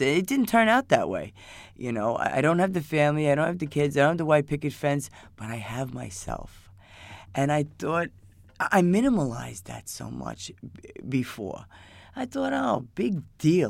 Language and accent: English; New York City, New York, United States; I'm from, from New York. I'm from Queens.